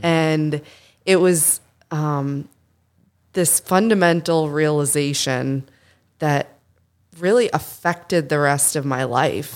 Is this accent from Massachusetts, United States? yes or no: yes; Boston, Massachusetts, United States; I'm from Boston